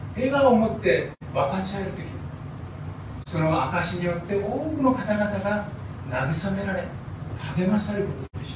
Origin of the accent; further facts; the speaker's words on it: Koriyama, Fukushima, Japan; moved away; 私は東北の農家の出身ですので